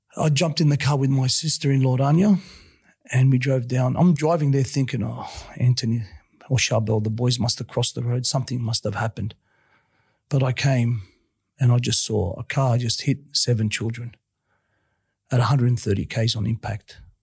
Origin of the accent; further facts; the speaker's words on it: Sydney, New South Wales, Australia; I grew up in Western Sydney, sort of a bit of a rough place at the time.